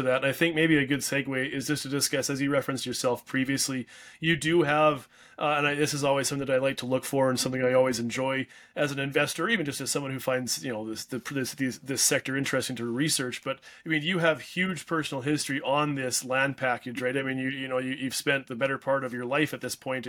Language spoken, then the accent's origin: English; Canada; I'm a Canadian